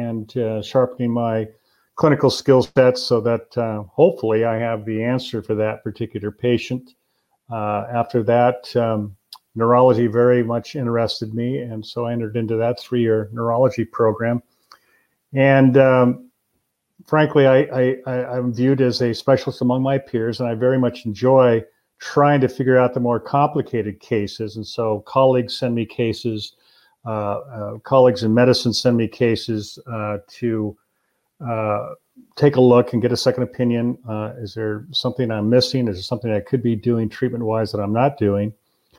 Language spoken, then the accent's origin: English; Albany, Oregon, United States; I grew up in Albany